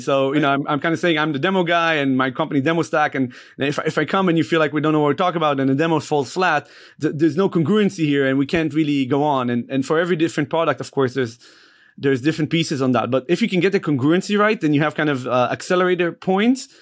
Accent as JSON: {"language": "English", "country": "Israel", "moved": "as an adult", "lives_now": "United States", "said": "I moved to the States from Israel"}